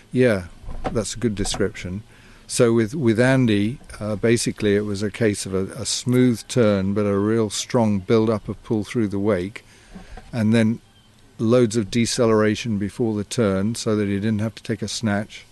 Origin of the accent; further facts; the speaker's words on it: Yorkshire and the Humber, United Kingdom; now in Canada; I'm from Yorkshire